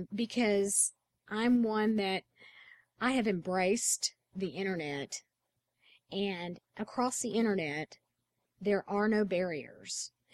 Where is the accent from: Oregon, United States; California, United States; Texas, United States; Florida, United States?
Texas, United States; It won't matter that I'm from Texas.